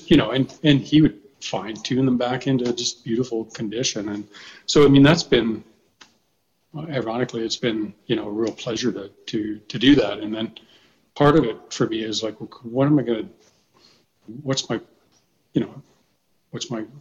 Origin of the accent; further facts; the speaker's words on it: Fort McMurray, Alberta, Canada; I grew up in Fort McMurray